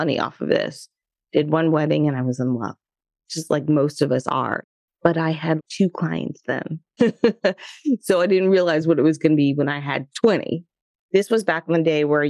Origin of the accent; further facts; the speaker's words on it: Florida, United States; also born or lived in New York City / Los Angeles; growing up in Florida here in the United States